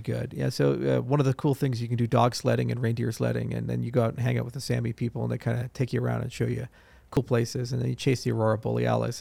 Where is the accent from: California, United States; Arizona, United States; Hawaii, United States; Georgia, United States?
Hawaii, United States; Maui; moved away; also born or lived in Broomfield, Colorado; I was born on the island of Maui